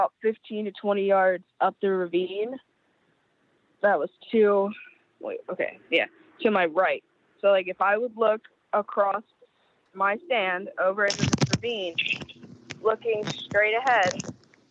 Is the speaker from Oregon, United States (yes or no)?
no; Dauphin, PA, Pennsylvania, United States; I am from Dawson, PA, right at the bottom of Peters Mountain, right off the Appalachian Trail.